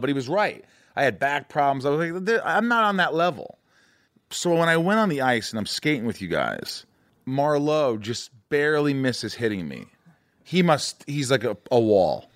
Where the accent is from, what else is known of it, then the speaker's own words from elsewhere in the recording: Indiana, United States; I grew up in Indiana